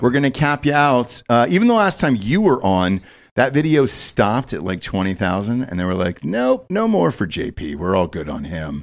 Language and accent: English; Georgia, United States; I'm from Georgia